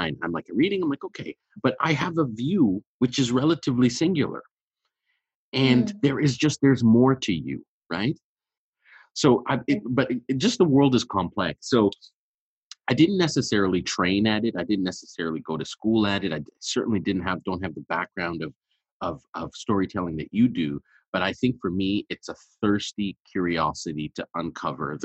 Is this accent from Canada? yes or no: yes; Montreal, Quebec, Canada; also born or lived in Ethiopia; I was born in Ethiopia, and so when I moved to Montreal, I was really, really young